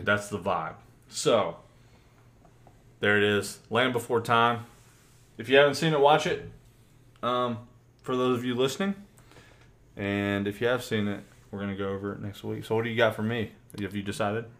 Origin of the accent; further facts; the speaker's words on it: United States; we're American